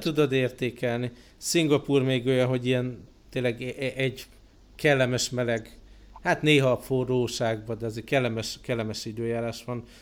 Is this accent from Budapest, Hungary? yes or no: yes; Budapest, Hungary; moved away; otthon Budapesten